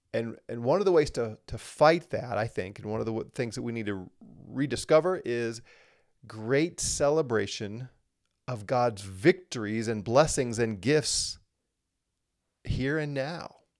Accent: United States; here in the U S, as an American

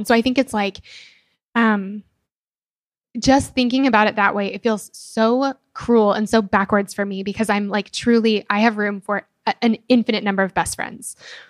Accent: Denver, Colorado, United States; I'm from Denver. My family still lives there. And then my two best friends still live there.

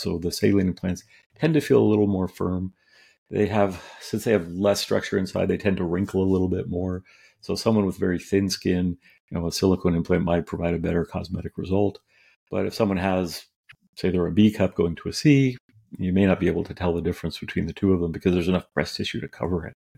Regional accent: California, United States; also born or lived in New York; I grew up out here in California

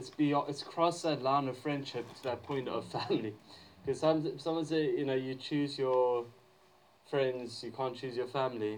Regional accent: South Africa; moved away; I grew up in South Africa

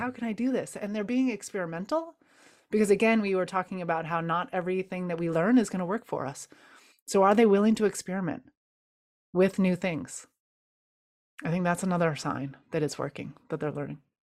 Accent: United States; growing up in the United States

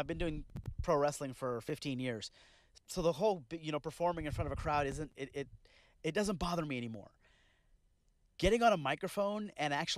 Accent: Bakersfield, California, United States; I'm from Bakersfield, California.

